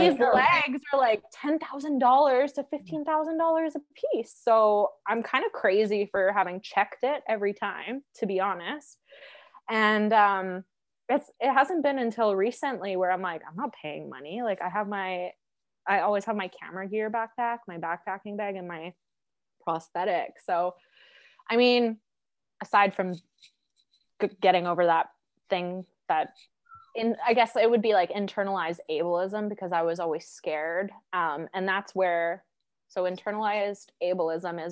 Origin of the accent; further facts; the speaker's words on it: Alberta, Canada; growing up in Alberta